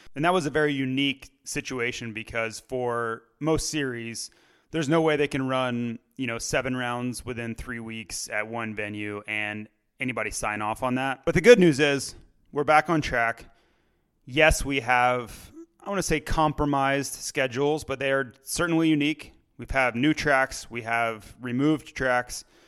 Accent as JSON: {"language": "English", "country": "United States", "said": "I'm an American."}